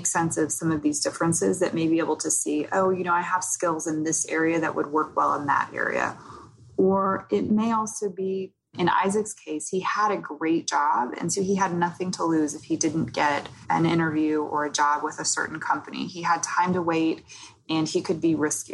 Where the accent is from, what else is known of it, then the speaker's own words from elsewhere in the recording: Oklahoma, United States; moved away; also born or lived in New York; I grew up in Oklahoma, so I think I had the more sort of Southern friendly vibe